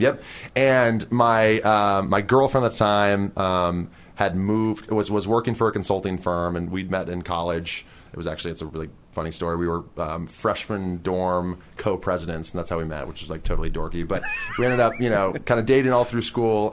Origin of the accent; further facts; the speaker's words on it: Portland, Oregon, United States; moved away as an adult; now in California, United States; I'm from Portland, Oregon.